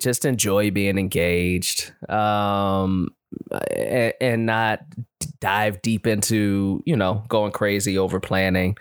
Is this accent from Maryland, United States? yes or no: no; Chicago, Illinois, United States; now in Los Angeles, United States; we're from Chicago